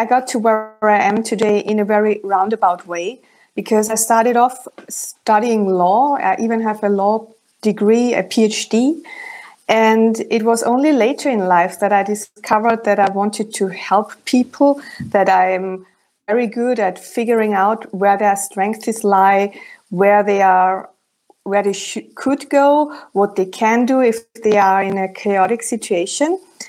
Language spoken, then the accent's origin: English; Germany; accent: German; first language German; English is a second language; In my original German accent, it would sound like